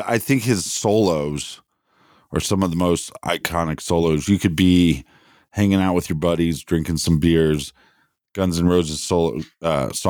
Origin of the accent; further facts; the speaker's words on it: Columbus, Ohio, United States; growing up in Columbus, Ohio